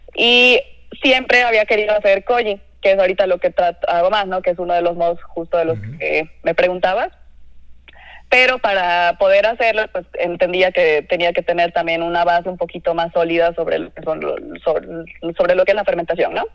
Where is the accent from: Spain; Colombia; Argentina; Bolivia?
Bolivia; Cochabamba; moved away as an adult; also born or lived in Lima, Peru / Mexico City, Mexico / Monterrey, Mexico; now in Mexico; yo soy cocinera, soy de Cochabamba, Bolivia.